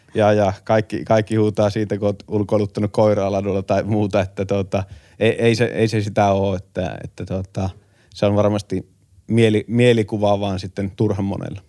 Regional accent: Kuopio, North Savo, Finland; meillä Kuopiossa

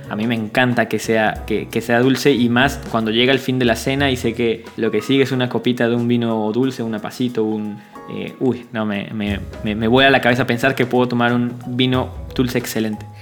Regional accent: Mexico; now in Buenos Aires, Argentina; como mexicanos comemos

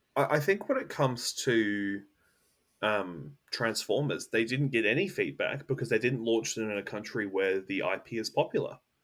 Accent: Australia; I'm an Australian

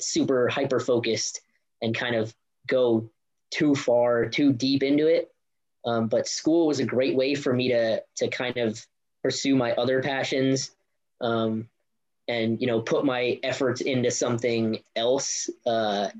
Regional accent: New Jersey, United States; moved away as an adult; I grew up in New Jersey with my coach Yuri Aminov at Monmouth Gymnastics

